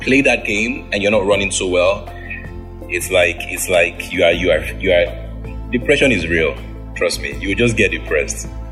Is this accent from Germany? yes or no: no; Edo, Nigeria; I am from Edo State, Nigeria.